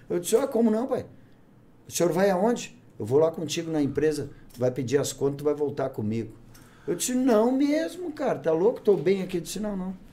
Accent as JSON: {"language": "Portuguese", "town": "Bagé", "region": "Rio Grande do Sul", "country": "Brazil", "tie": "born or raised there", "moved": "as an adult", "lives_now": "Novo Hamburgo, Brazil", "said": "Eu sou um cara que eu venho do interior, eu sou natural de Bagé, né, cara?"}